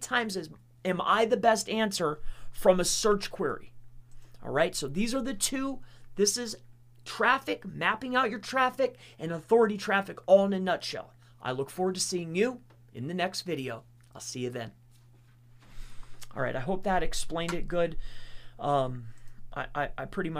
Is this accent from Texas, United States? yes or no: no; Lehigh Acres, Florida, United States; also born or lived in Fort Lauderdale, Florida / Fort Myers, Florida / Wyoming, Pennsylvania / Tamaqua, Pennsylvania; now in Pennsylvania, United States; But I was born in Fort Lauderdale, and I lived in Fort Myers, Florida, and then Lehigh Acres for, like, ever